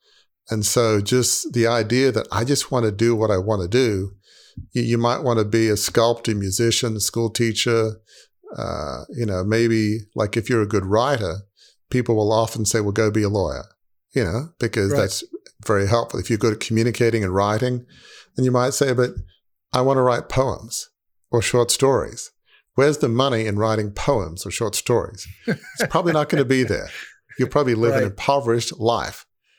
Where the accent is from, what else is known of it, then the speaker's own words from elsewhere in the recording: Sydney, New South Wales, Australia; it felt like living in a goldfish bowl growing up in Sydney.